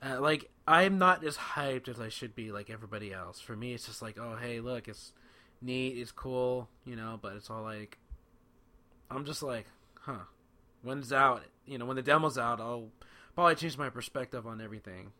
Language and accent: English; California, United States; I'm from California